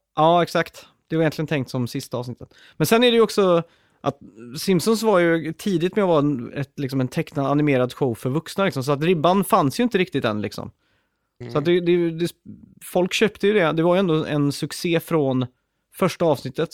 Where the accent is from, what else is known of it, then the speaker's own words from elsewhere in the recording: Sweden; jag är ju född och uppväxt i Sverige